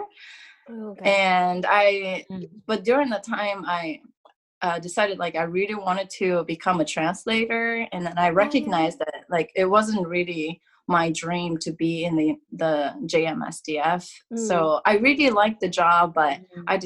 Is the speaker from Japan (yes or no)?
yes; Kanagawa, Japan; moved away as an adult; now in Ohio, United States; So I used to live in Kanagawa. I'm from Kanagawa originally.